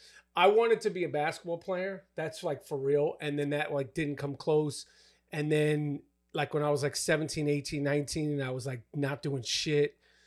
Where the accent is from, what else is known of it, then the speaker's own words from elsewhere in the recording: New York, United States; I would just like, yo, I'm from New York